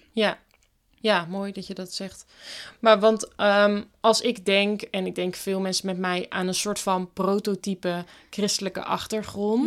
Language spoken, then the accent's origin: Dutch; Bible Belt, Netherlands; ik kom op zich ook van de Bijbelbelt